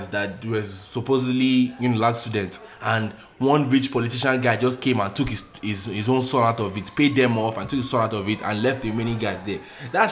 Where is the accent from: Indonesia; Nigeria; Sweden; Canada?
Nigeria; moved away